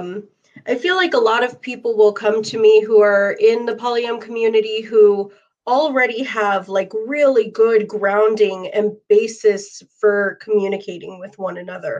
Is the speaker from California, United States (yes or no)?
no; Arizona, United States; my hometown in Arizona